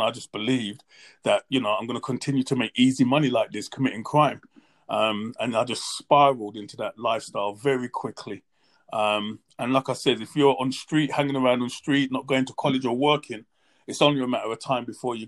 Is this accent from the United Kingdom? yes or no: yes; London, United Kingdom; I grew up in a place called Hackney, East London.